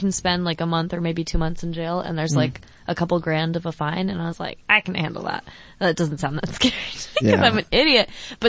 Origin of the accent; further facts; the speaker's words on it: Colorado, United States; now in Boston, United States; I'm from Colorado